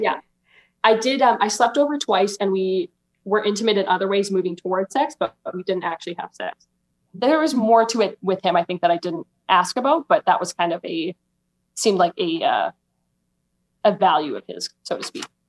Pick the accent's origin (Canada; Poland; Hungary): Canada; Alberta; I'm 23 and I'm from Alberta, Canada